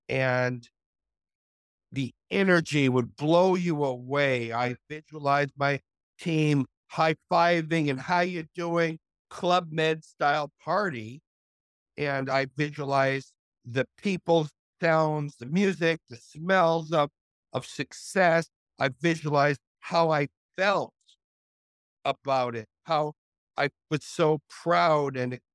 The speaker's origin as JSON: {"language": "English", "town": "Montreal", "region": "Quebec", "country": "Canada", "tie": "born or raised there", "moved": "yes", "said": "a businessman from my hometown, from Montreal, Canada"}